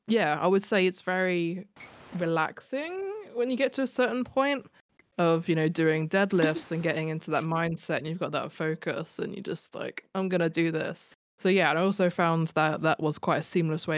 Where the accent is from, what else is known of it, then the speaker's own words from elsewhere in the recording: the Midlands, England, United Kingdom; accent: Midlands; it's the Midlands accent in me